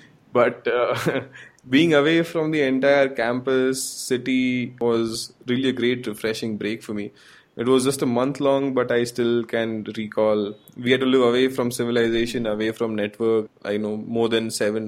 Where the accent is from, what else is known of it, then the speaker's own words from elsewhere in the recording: Gujarat, India; I'm from Gujarat